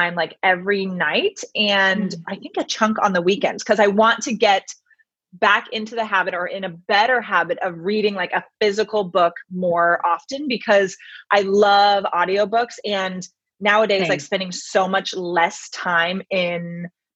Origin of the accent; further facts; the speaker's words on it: Bay Area, Sonoma County, Northern California, United States; moved away as an adult; also born or lived in Santa Barbara, California; now in Los Angeles, United States; I grew up in the Bay Area. So Northern California, Sonoma County area